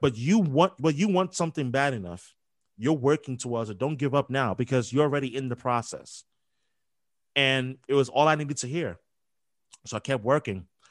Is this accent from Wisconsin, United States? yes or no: no; New York, United States; moved away as an adult; also born or lived in Philadelphia; now in Boston, United States; Growing up in New York